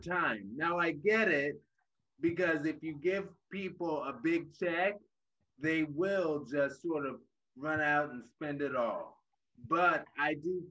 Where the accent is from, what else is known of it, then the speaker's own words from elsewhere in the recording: Baltimore, Maryland, United States; now in Cleveland, United States; I am from Baltimore